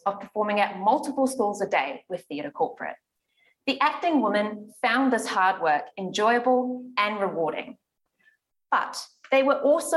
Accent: New Zealand

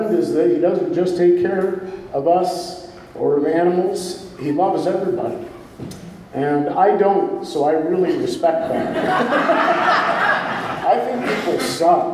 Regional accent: Wilton, New York, United States; When we were growing up in Wilton

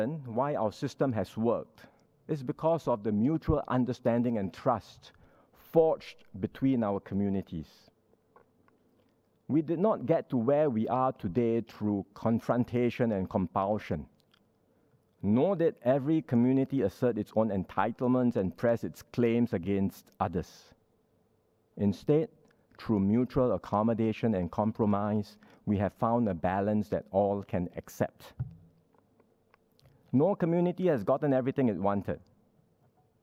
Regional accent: Singapore; our distinctive philosophy of multiracialism in Singapore.

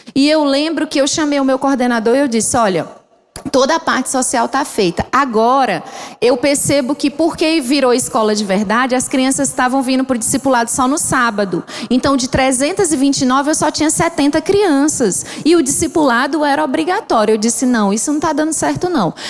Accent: Ceará, Brazil; moved away as an adult; now in Angola; Eu sou mesmo cearense

